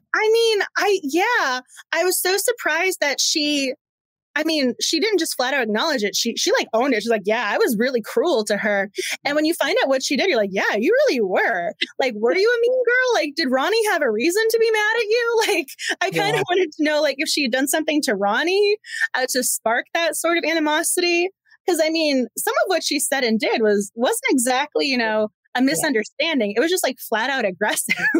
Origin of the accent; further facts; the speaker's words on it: Massachusetts, United States; moved away as an adult; now in Washington, D.C., United States; I'm originally from Massachusetts and I live in DC